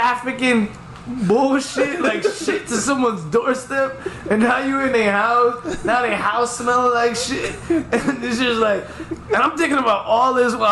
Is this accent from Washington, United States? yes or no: no; New York, United States; I'm so New York